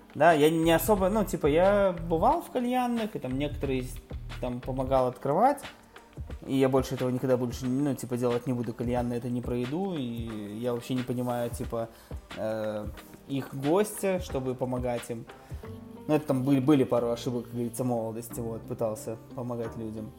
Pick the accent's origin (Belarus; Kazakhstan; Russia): Belarus; Minsk; я типа вырос э, в детстве на Комаровке, ну, район Комаровки